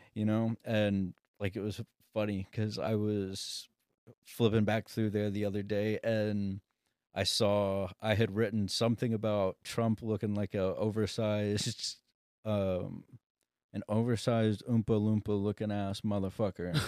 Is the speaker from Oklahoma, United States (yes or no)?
yes; Sapulpa, Oklahoma, United States; moved away as an adult; also born or lived in California; I'm from Sepulpa